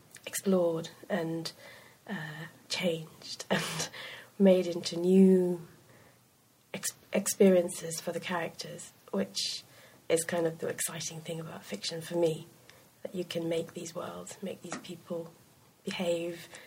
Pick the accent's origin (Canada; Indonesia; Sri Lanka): Sri Lanka; moved away; also born or lived in United Kingdom; a hybrid person who'd grown up in Sri Lanka, but very much a part of growing up in Britain as well